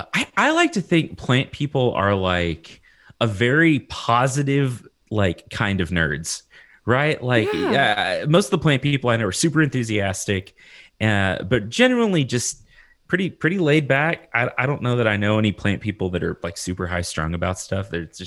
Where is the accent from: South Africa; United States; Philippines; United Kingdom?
United States; Lubbock, Texas; Yeah, I'm from Texas.